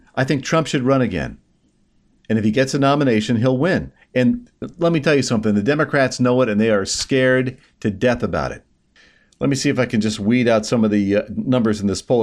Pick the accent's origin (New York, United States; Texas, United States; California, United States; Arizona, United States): New York, United States; I'm a New Yorker through and through